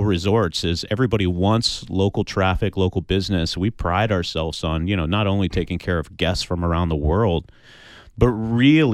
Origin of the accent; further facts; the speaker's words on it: Kansas City, United States; moved away; also born or lived in Houston, Texas; my background is I was raised in Kansas City in a town that was so small you still to this day can't find it on a map